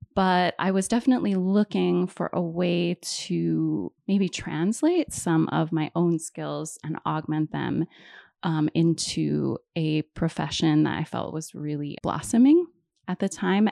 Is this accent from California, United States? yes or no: no; Hawaii, United States; moved away; also born or lived in East Coast; So I'm originally from Hawaii. I was born and raised there.